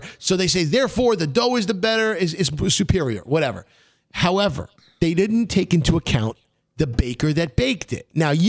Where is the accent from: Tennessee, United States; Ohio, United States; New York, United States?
New York, United States; New York City; We are from Brooklyn.